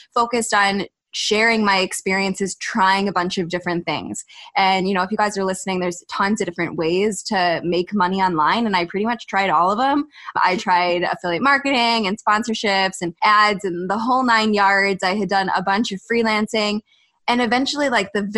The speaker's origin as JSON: {"language": "English", "country": "United States", "said": "I'm from the States"}